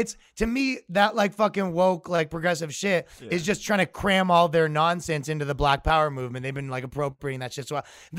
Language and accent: English; Toronto, Ontario, Canada; moved away as an adult; now in New York, United States; I'm from Toronto, Canada